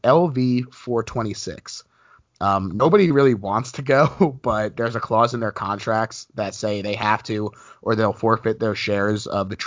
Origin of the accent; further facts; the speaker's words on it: North New Jersey, United States; When I was younger, I grew up in North New Jersey